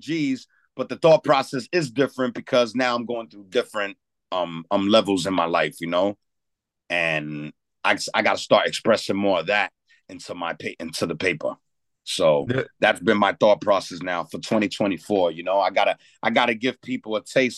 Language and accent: English; New York City, New York, United States; born or raised there; also born or lived in Dominican Republic (ancestry)